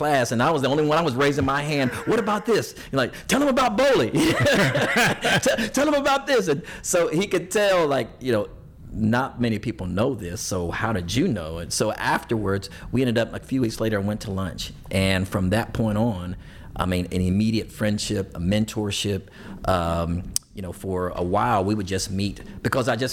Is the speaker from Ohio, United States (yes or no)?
yes; Ohio, United States; moved away as an adult; now in Tulsa, United States; I'm from Ohio.